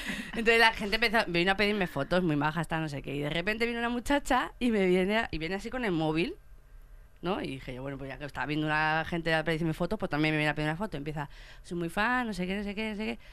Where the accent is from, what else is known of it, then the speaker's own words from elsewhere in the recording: Fuenlabrada, Community of Madrid, Spain; yo que soy de Fuenlabrada